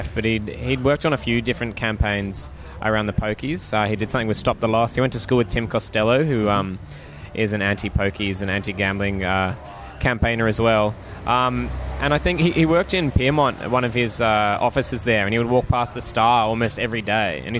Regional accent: Greenwich, New South Wales, Australia; I grew up in Greenwich

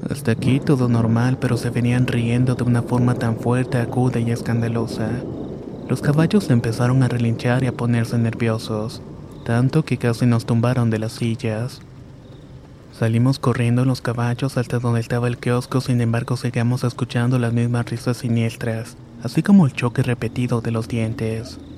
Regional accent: Rayones, Nuevo León, Mexico; now in Montemorelos, Mexico; Esto me pasó en un pueblito cerca de Montemorelos donde vivo actualmente. Aunque mi familia y yo somos originarios de Rayones, Nuevo León.

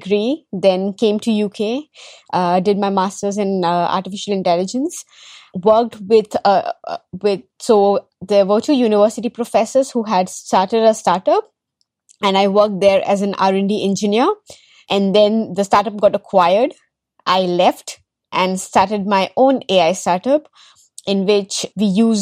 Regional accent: Delhi, India; also born or lived in Kerala; I was largely born, brought up in Delhi

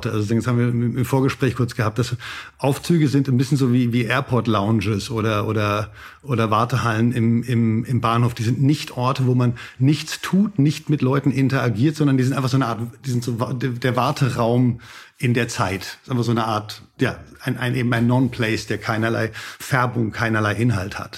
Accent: Frankfurt am Main, Hesse, Germany; born there; also born or lived in Hamburg / Heidelberg / Boston / Stockholm; now in Berlin, Germany; Also ich bin in Frankfurt am Main geboren, in dieser schrecklichen Kapitalistenhochburg und bin dann so ein bisschen rumgezogen, Hamburg, Heidelberg, Boston, dann Stockholm

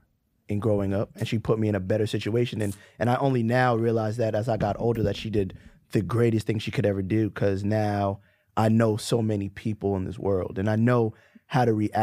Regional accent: Brooklyn, New York, United States; Like, I'm from Brooklyn. It's not the easiest place to grow up in.

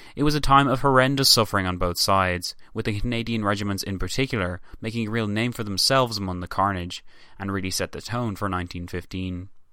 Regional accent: Ireland; me as an Irish man

